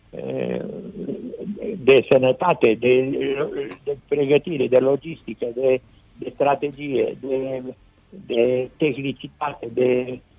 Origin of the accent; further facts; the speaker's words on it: Râmnicu Vâlcea, Vâlcea County, Romania; now in Bucharest, Romania; Și în 47 eu am venit la București de la Râmnicu Vâlcea